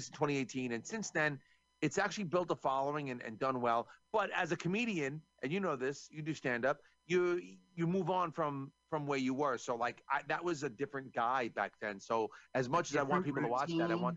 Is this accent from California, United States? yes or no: no; New York, United States; I'm from New York